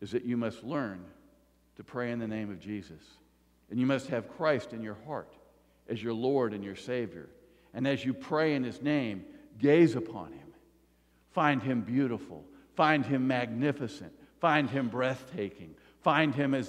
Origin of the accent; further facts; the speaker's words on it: the South, United States; I grew up in the South